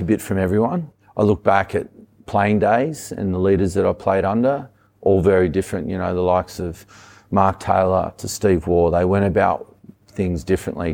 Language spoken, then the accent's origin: English; Sydney, New South Wales, Australia; also born or lived in Wollongong; Grew up on the northern beaches.